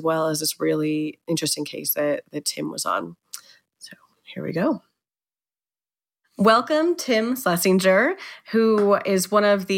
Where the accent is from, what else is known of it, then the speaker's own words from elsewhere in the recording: New Mexico, United States; moved away as an adult; also born or lived in Berkeley, California; I grew up, of course, in New Mexico with you